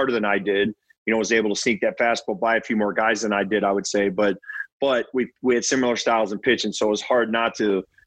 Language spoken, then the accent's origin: English; Baltimore, Maryland, United States; growing up in the Baltimore area, I grew up a huge Orioles fan